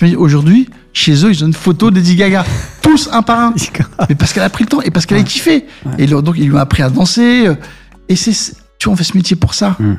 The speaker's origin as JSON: {"language": "French", "town": "Saint-Ouen", "region": "Île-de-France", "country": "France", "also_born_or_lived": "Mauritius", "said": "d'où je viens, c'est mon quartier de Saint-Ouen mhm. et ma terre qui est les Maurice"}